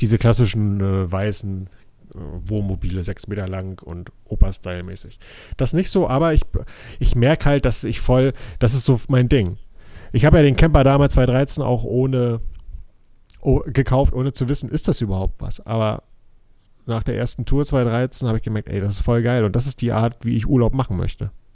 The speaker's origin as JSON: {"language": "German", "region": "Mecklenburg-Vorpommern", "country": "Germany", "said": "hier bei uns in Mecklenburg"}